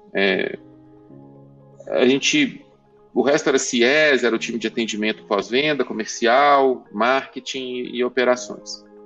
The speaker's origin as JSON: {"language": "Portuguese", "region": "Minas Gerais", "country": "Brazil", "accent": "mineiro", "said": "Posso falar com o sotaque mineiro à vontade"}